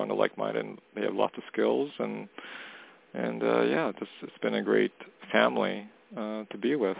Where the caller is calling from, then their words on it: Canada; calling from Canada.